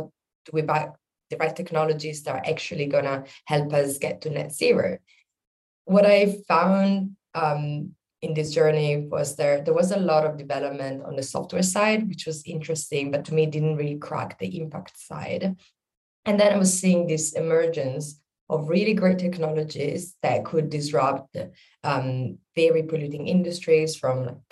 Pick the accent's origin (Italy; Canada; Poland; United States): Italy; between Milan and Venice, northern Italy; moved away as an adult; now in London, United Kingdom; I'm originally from Italy, the north part of Italy between Milan and Venice.